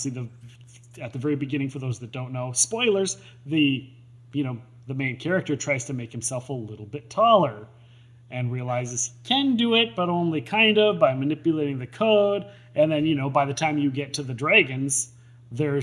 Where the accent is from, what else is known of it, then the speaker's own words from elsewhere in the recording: Minnesota, United States; I'm from Minnesota